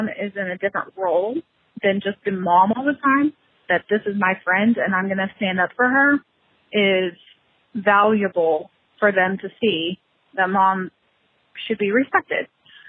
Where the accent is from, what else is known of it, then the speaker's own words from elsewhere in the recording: Oklahoma, United States; I'm from Oklahoma.